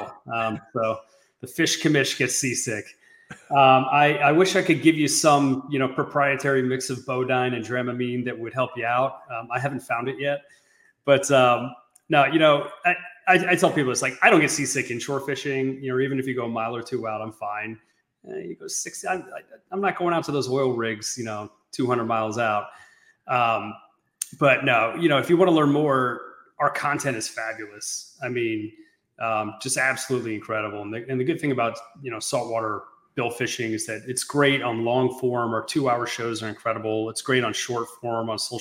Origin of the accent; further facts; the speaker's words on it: Sarasota, Florida, United States; I grew up in Sarasota, Florida